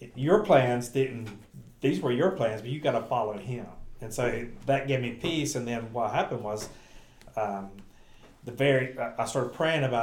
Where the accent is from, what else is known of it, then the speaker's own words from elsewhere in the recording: Gastonia / Bessemer City area, North Carolina, United States; moved away; I got to go home, stay with my mom and dad, do youth ministry in my hometown